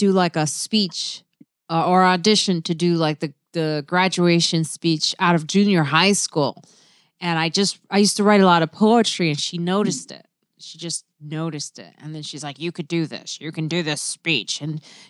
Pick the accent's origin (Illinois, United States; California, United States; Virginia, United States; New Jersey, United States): Illinois, United States; Chicago; moved away as an adult; also born or lived in Syracuse; I was from Chicago